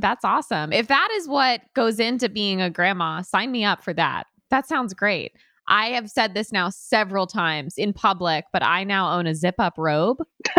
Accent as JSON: {"language": "English", "country": "United States", "also_born_or_lived": "Connecticut / New York / California", "moved": "yes", "lives_now": "Florida, United States", "said": "I'm from Connecticut and New York, and then I went to California for 4 years."}